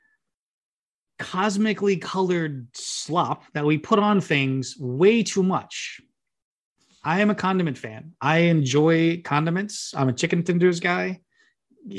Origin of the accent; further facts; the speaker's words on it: Memphis, Tennessee, United States; Born and raised in Memphis, Tennessee